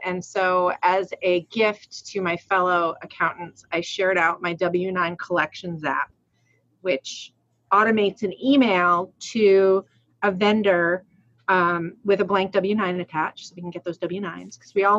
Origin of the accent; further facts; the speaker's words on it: Rhode Island, United States; I'm from Rhode Island, but I do pronounce my R's